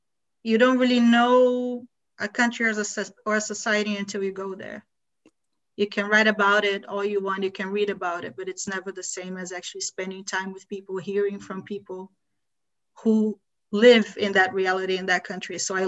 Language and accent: English; Brazil; born there; first language Portuguese; also born or lived in United States; I was born in Brazil. I lived in the US for a really long time before I moved to the US. But I speak Portuguese at a native level still.